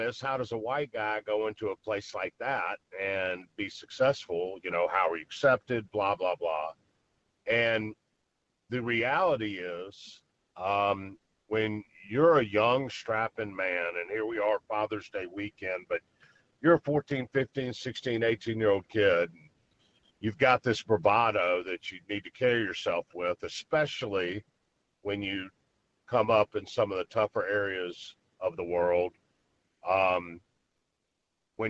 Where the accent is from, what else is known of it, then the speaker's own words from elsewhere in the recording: Memphis, Tennessee, United States; grew up in Memphis, born and raised in Memphis. Memphis guy, went to Ole Miss, came back to Memphis